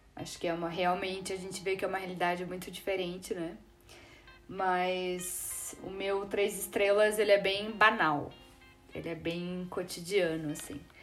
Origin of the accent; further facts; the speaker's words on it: Brazil; como brasileiro